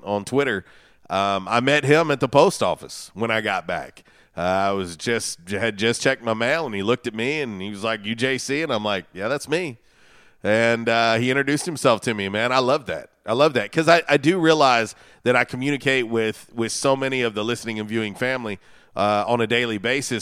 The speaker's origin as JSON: {"language": "English", "region": "Florida", "country": "United States", "tie": "born or raised there", "moved": "yes", "said": "I was a kid growing up in Florida"}